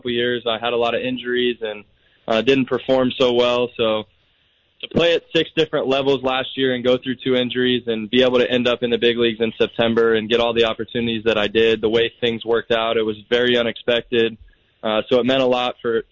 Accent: DeLeon Springs, Florida, United States; I'm from DeLeon Springs. So it was right down the road. I got to stay with my family

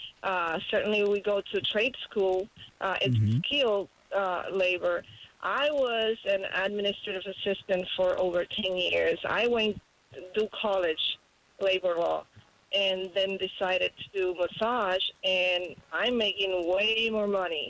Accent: Puerto Rico; moved away; I grew up in Puerto Rico.

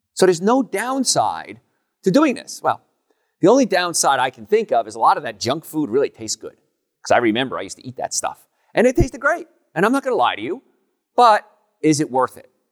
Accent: Hoboken, New Jersey, United States; moved away; I grew up in Hoboken, New Jersey

